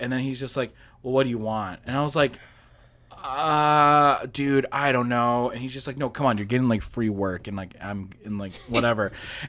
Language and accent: English; Chicago, Illinois, United States; I'm from Chicago. Way back.